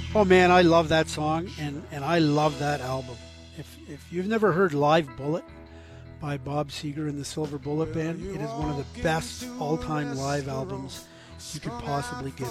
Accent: Scarborough, Ontario, Canada; growing up in Scarborough, Ontario, in my teenage years, in, in my high school years, in the 1970s.

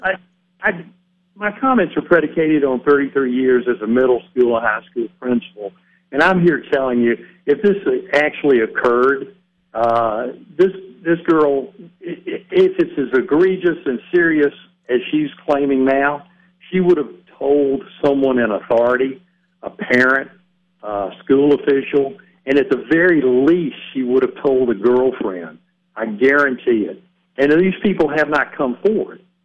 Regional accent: Georgia, United States; moved away; I'm originally from Georgia

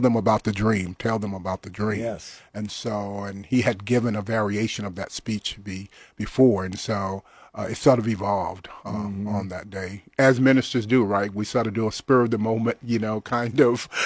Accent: Louisiana, United States; very aware, you know, of what was going on in the little town in Louisiana that I grew up

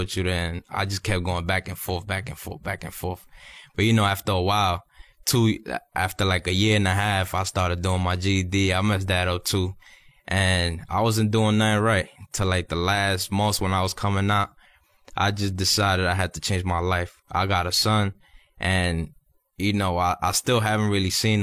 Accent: New York, United States; moved away as an adult; now in Miami, United States; I come from New York. I'm 24 years old. And growing up, I had great parents

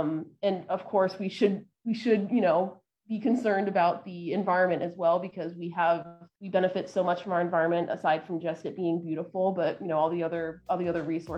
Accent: Miami, Florida, United States; I'm from Miami

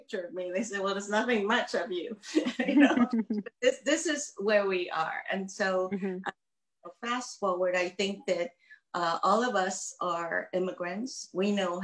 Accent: Myanmar; moved away; I am from Burma

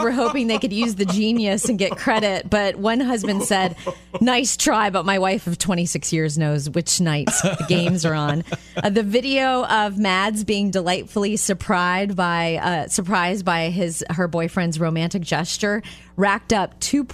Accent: Jupiter, Florida, United States; moved away; I grew up in Jupiter, Florida

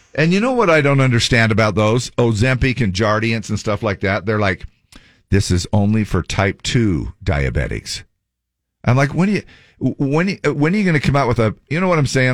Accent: Cottonwood area, Utah, United States; somebody that I grew up with in the Cottonwood area

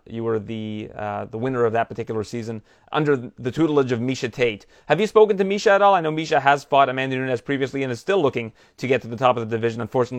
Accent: Scarborough, Ontario, Canada; I'm from Scarborough, Ontario, which was voted the most diverse food city in the world

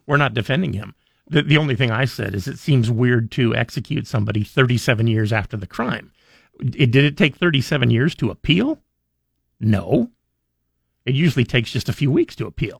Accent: Idaho, United States; I was born in Idaho

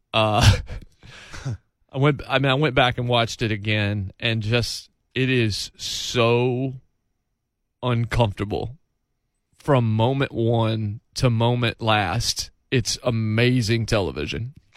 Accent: Martinsville, United States; moved away; also born or lived in North Carolina / South Carolina / Kentucky; my hometown of Martinsville

